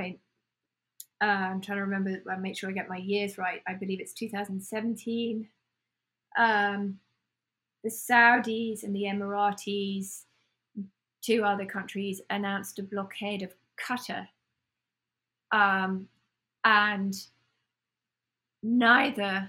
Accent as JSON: {"language": "English", "country": "United Kingdom", "accent": "British", "moved": "yes", "lives_now": "United States", "said": "I have a British accent"}